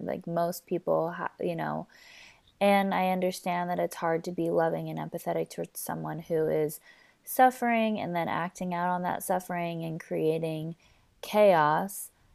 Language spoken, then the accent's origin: English; Southern California, United States; born and raised here in Southern California